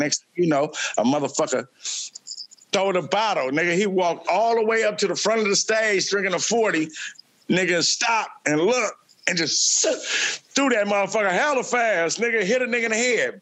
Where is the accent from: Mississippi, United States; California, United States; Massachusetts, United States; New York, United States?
California, United States; Oakland; fiftieth in uh, Vicksburg. That's where I grew up